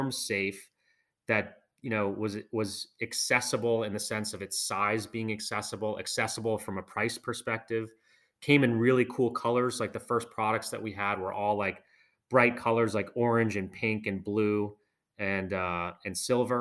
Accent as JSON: {"language": "English", "area": "outside of Boston", "region": "Massachusetts", "country": "United States", "tie": "born or raised there", "said": "I grew up outside of Boston"}